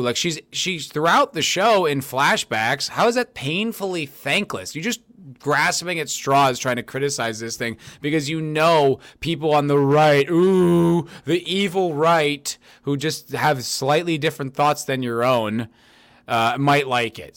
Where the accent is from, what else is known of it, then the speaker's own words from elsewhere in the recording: United States; I'm an American